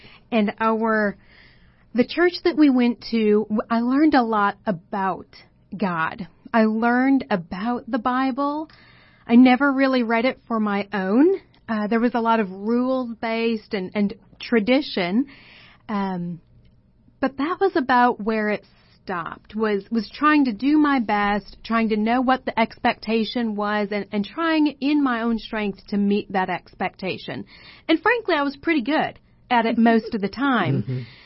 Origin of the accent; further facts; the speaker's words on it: Wisconsin, United States; That's where I'm from, born and raised in Wisconsin.